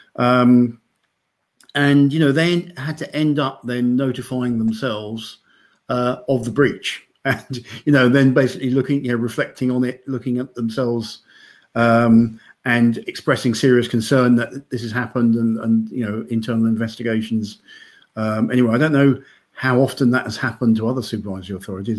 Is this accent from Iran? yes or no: no; United Kingdom; now in Denmark; I'm British